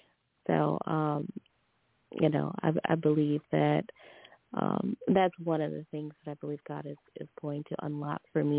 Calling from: Louisiana, United States; from Louisiana.

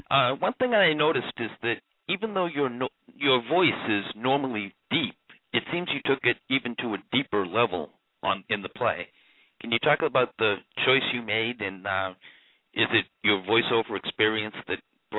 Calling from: Boston, Massachusetts, United States; from Boston.

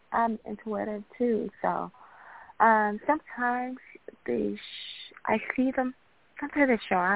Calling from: Chicago, Illinois, United States; I'm calling from Chicago.

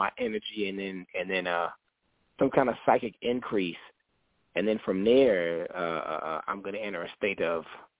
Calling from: St. Paul, Minnesota, United States; St. Paul, Minnesota.

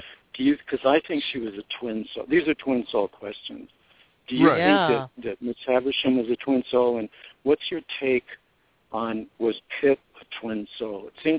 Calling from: Los Angeles, California, United States; It's … in Los Angeles.

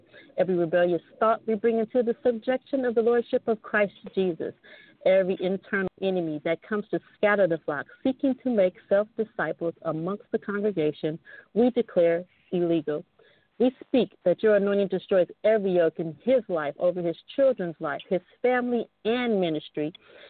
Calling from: El Segundo, California, United States; I'm calling in from El Segundo, California.

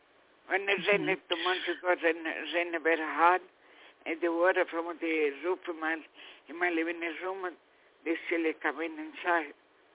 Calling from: New York, United States; from New York.

